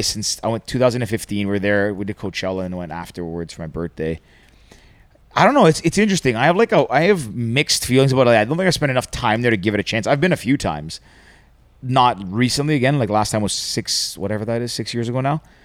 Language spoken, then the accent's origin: English; Greece; I'm from Greece, which is like just below it